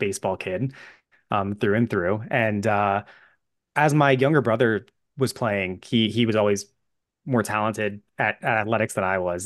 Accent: New York area, United States; I'm from the New York area

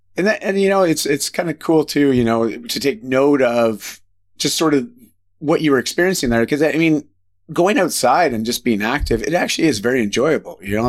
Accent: just outside of Toronto, Ontario, Canada; moved away as an adult; I grew up just outside of Toronto in, in Ontario

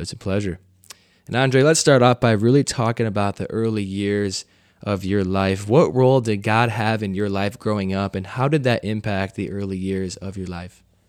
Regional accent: United States; growing up in the United States

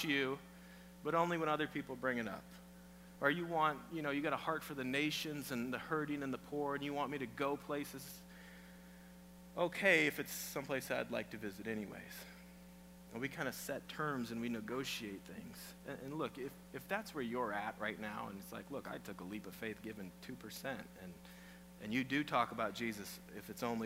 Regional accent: Iowa, United States; moved away; I'm from Iowa

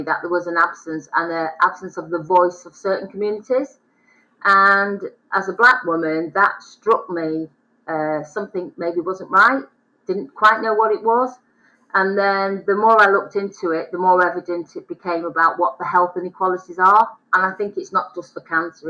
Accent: the Northwest, North West England, United Kingdom; I'm from the Northwest

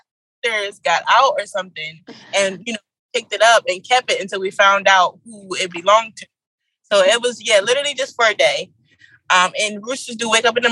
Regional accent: Philadelphia, Pennsylvania, United States; I'm from Philadelphia

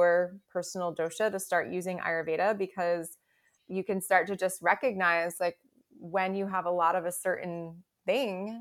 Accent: United States; I was born in the United States and grew up in the 80s and 90s

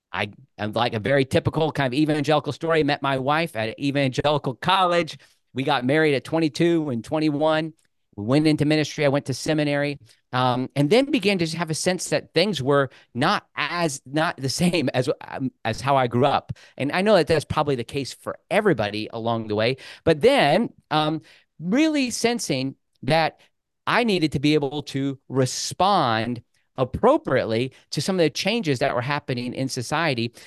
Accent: Rushville, Indiana, United States; also born or lived in Bloomington, Indiana; I was born in Rushville

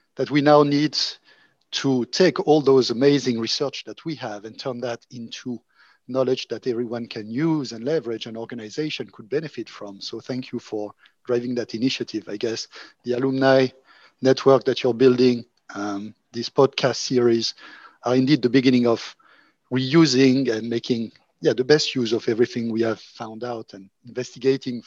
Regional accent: Monaco; moved away; also born or lived in France / Oxford / Berlin; I'm originally from Monaco, and I guess because I was coming from a small country

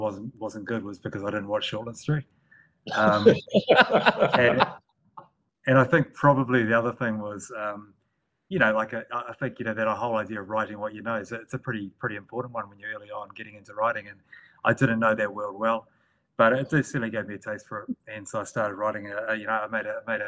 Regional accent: Northland, New Zealand; the people that I grew up around in Northland, I lived in a rural area.

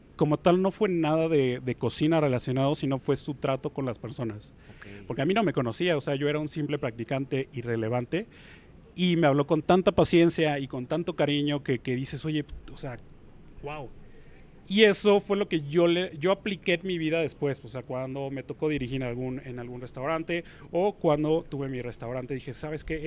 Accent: Puebla, Mexico; yo soy de Puebla

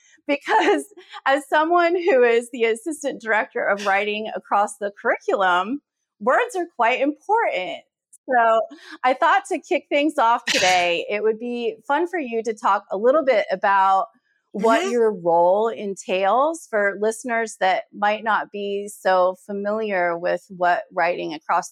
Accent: Virginia, United States; I grew up in Virginia and still had that a bit off.

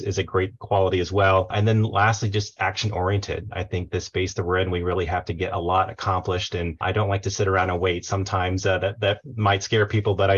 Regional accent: Tampa Bay area, Florida, United States; now in Charlotte, United States; I'm originally from the Tampa Bay area, Florida, but have lived in Charlotte for almost 20 years now

